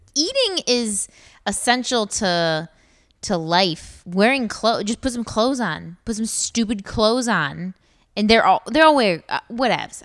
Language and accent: English; Columbus, Ohio, United States; I'm from Columbus